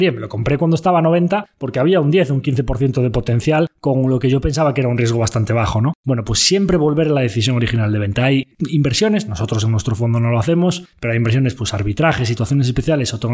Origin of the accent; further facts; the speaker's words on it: Galicia, Spain; Una buena idea, como buen gallego, pues depende.